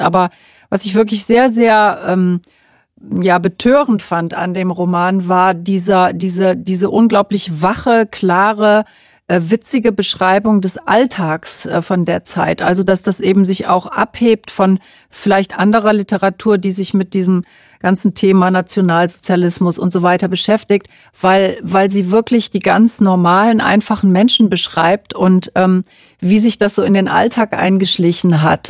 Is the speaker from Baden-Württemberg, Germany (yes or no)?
no; Cologne, North Rhine-Westphalia, Germany; weil ich eben selber aus Köln komme